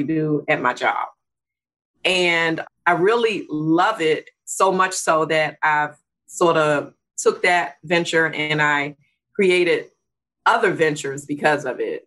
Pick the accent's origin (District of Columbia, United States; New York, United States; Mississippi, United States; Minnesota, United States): District of Columbia, United States; Washington; I grew up in Washington, D.C. I'm a real Washingtonian, been here all my life